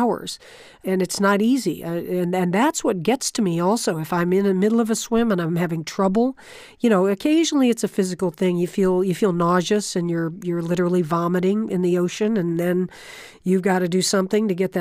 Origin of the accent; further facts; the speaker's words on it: Florida, United States; I grew up in Florida, right on the ocean.